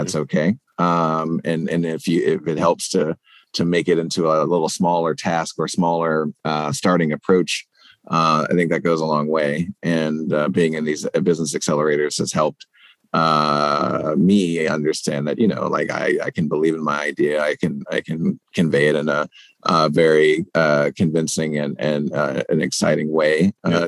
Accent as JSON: {"language": "English", "region": "South Carolina", "country": "United States", "tie": "born or raised there", "moved": "yes", "lives_now": "Baltimore, United States", "said": "my home state of South Carolina"}